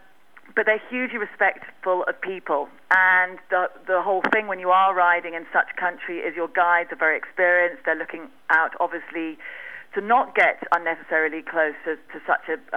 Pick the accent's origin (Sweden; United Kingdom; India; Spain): United Kingdom; Winchester, South East England; now in Botswana; Originally from the UK, Hampshire, Winchester Cathedral